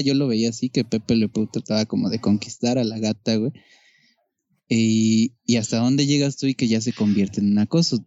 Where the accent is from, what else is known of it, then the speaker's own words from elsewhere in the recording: Mexico; somos, hablamos así